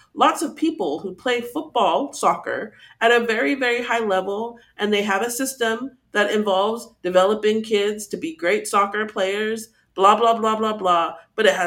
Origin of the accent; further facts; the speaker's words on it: Texas, United States; I live in Texas, I grew up in Texas